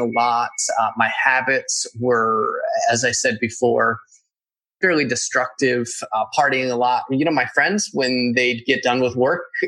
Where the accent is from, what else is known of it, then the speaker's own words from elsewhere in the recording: Northeast, United States; moved away; I'm from the Northeast